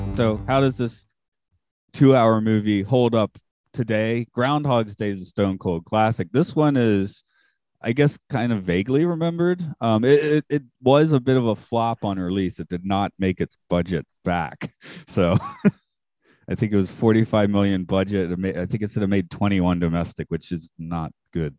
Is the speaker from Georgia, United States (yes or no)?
yes; Atlanta, Georgia, United States; moved away; I grew up in Atlanta